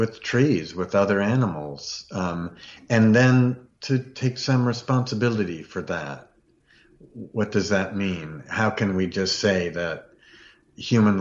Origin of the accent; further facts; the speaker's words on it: Virginia, United States; I grew up in Virginia a lot